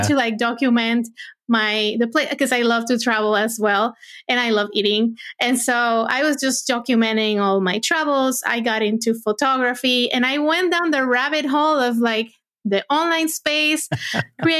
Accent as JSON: {"language": "English", "country": "Puerto Rico", "tie": "born or raised there", "moved": "as an adult", "lives_now": "United States", "said": "I was born and raised in Puerto Rico, and I went to school for engineering, and lived there my first 25 years"}